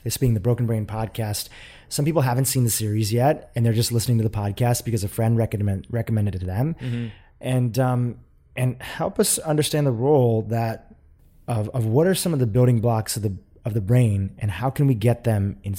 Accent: India; I'm from India, and you know, I can remember people putting things like ghee in their tea a little bit

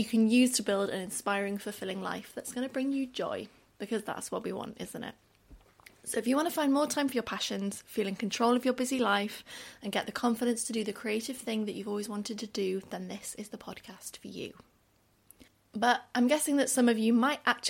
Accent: Wales, United Kingdom; also born or lived in Mexico; I'm Welsh, although not everyone picks up that from my accent. It's not like a super strong one, but I'm definitely Welsh.

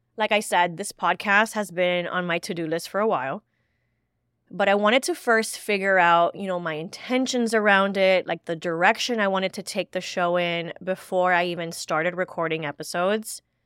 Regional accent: Miami, Florida, United States; As a first generation Cuban American, born and raised in Miami, Florida

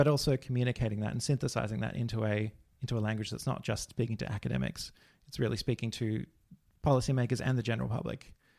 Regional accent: Victoria, Australia; We grew up in the Dandenong Ranges in Victoria, so quite connected to nature

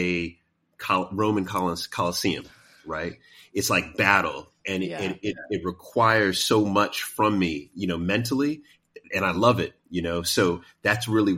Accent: New York City, New York, United States; I grew up in Queens

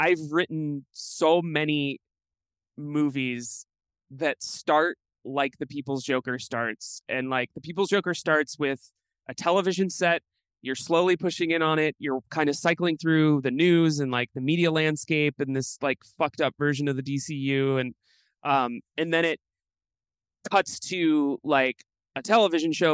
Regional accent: Midwest, United States; growing up in the Midwest

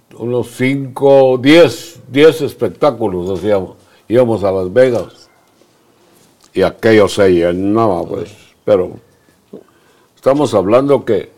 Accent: Zacapa, Guatemala; also born or lived in United States; now in Guatemala City, Guatemala; Yo comencé a decir malas palabras en Zacapa, la tierra de Teochema, Rellana

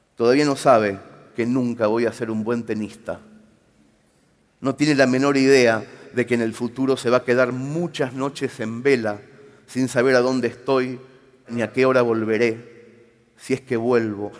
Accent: Mercedes, Buenos Aires Province, Argentina; muy visto en mi pueblo

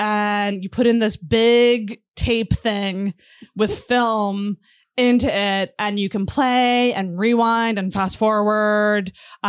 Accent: Antigonish, Nova Scotia, Canada; So I grew up in Antigonish.

